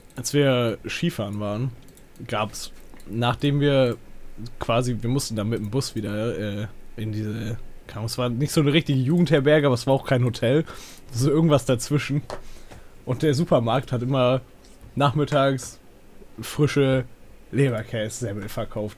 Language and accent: German; Northern Germany, Germany; ich komme ja aus Norddeutschland hier